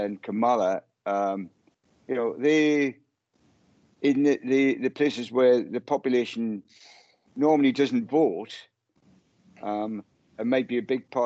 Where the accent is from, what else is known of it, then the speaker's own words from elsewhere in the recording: United Kingdom; purely being British